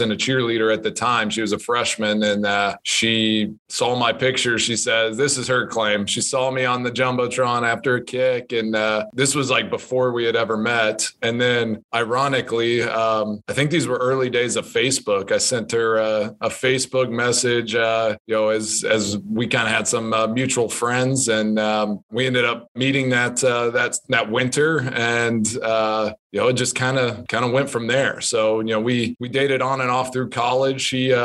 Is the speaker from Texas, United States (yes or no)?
yes; Texas, United States; moved away as an adult; now in Green Bay, United States; growing up in Texas